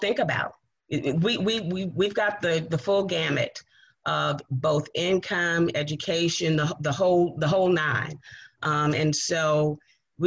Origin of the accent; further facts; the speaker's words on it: Richmond, Virginia, United States; I was raised in Southside in Manchester, right off of Sims Avenue on West 30th Street